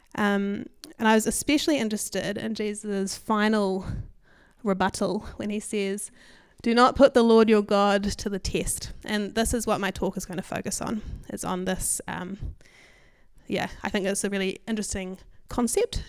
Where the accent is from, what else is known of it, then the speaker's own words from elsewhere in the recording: Hamilton, Waikato, New Zealand; I grew up in Hamilton